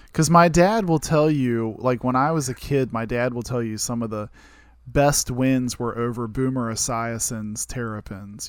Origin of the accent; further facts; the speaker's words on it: Martinsburg, West Virginia, United States; I grew up in Martinsburg in the Eastern Panhandle between Maryland and Virginia